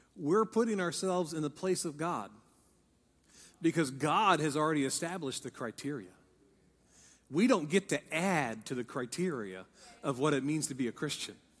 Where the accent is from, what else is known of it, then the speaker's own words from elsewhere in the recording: Ohio, United States; I'm from Ohio.